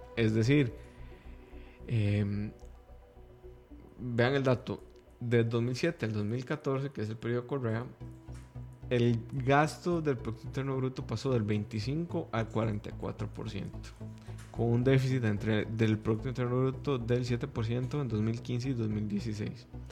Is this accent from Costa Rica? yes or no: yes; Costa Rica; como tico